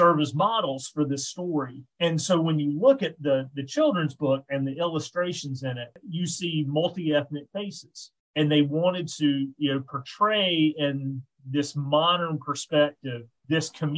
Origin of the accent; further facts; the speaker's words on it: the South, United States; accent: Southern; moved away; I am from the South and have a Southern accent